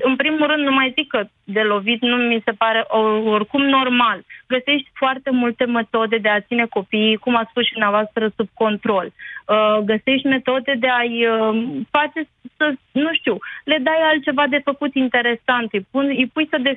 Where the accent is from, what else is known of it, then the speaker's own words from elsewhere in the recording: Romania; eu sunt român, eu sunt româncă, deci n-am nicio problemă.